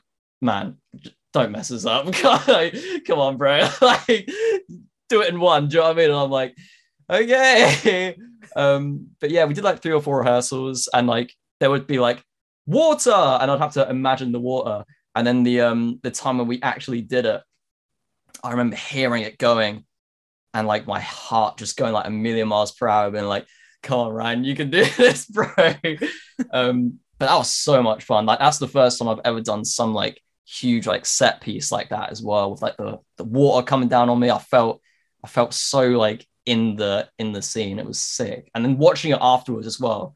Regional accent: United Kingdom; me being British

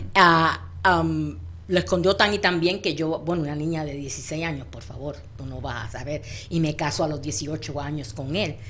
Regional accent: Puerto Rico; nosotros puertorriqueños decimos espampanante

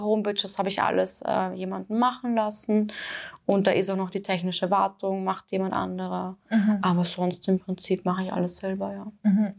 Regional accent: Austria; bei uns in Österreich

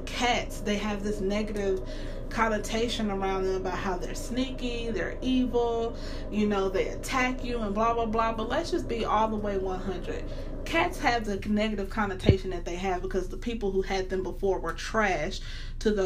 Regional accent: the South, United States; I'm from the South

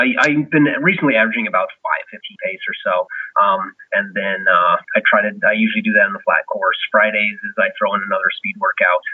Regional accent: Washington, United States; I'm from Washington State

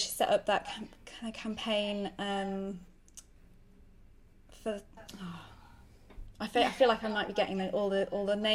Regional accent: Sheffield, Yorkshire and the Humber, United Kingdom; moved away as an adult; also born or lived in Madagascar / Seychelles; now in Sussex, United Kingdom; I grew up in Sheffield

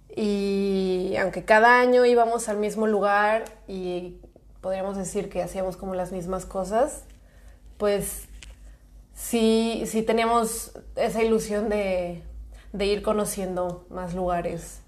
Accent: Guadalajara, Jalisco, Mexico; moved away as an adult; now in Lleida, Spain; tengo 27 años, soy de Guadalajara

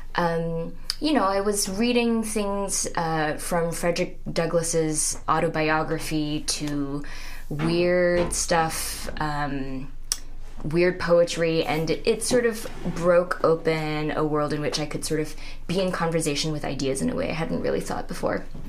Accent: Singapore; moved away as an adult; also born or lived in Minnesota, United States / Poughkeepsie, New York, United States; now in Oberlin, United States; I grew up, was born and raised in Singapore, and came to the U.S. when I was 19 for college.

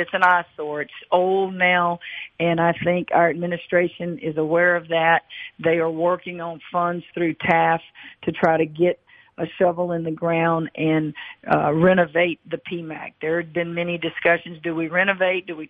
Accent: Louisiana, United States; I grew up in Louisiana

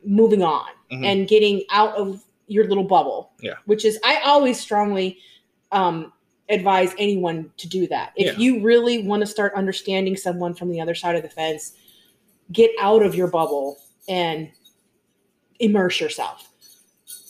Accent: New Orleans, Louisiana, United States; moved away; we came from New Orleans

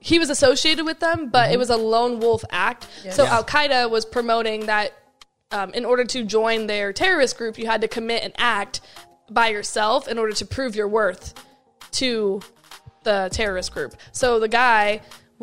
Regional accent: Vancouver, Washington, United States; now in Orlando, United States; like where I'm from, like Portland, Oregon. Like I'm from Vancouver, but Portland is basically the biggest city

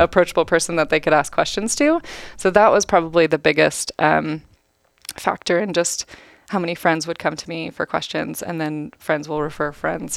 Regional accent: Welches, Oregon, United States; I grew up in Welches, Oregon, a really small town on Mount Hood

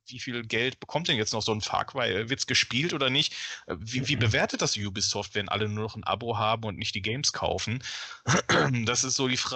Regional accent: Ruhr area, North Rhine-Westphalia, Germany; ich komme aus dem Ruhrgebiet

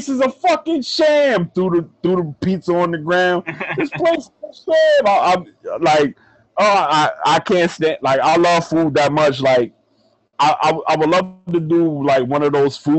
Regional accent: New York City, New York, United States; moved away; That's my hometown

